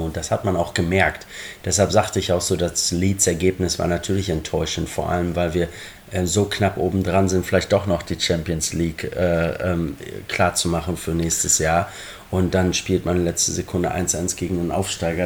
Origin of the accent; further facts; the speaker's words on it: Germany; moved away as an adult; now in Liverpool, United Kingdom; als gebürtiger Deutscher und gebürtiger Borussia Dortmund-Fan